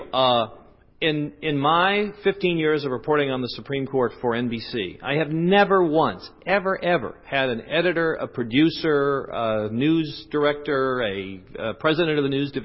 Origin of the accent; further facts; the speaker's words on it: the West, United States; moved away; I'm from the West